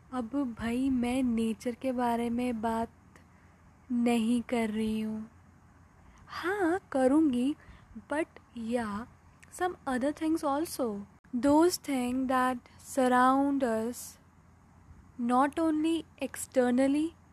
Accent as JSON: {"language": "Hindi", "region": "Uttarakhand", "country": "India", "said": "मैं उत्तराखंड से हूँ"}